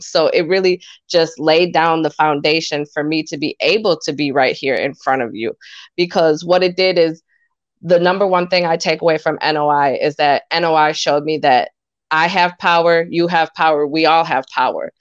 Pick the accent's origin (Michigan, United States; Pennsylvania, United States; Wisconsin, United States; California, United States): Wisconsin, United States; Montello; I was actually born and raised in Montello, Wisconsin, which is a small town one hour north of Madison